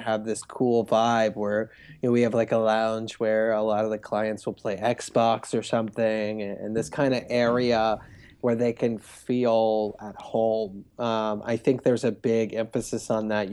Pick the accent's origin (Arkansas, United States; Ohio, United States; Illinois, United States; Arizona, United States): Ohio, United States; Cincinnati; now in Los Angeles, United States; I grew up in, in a suburb of Cincinnati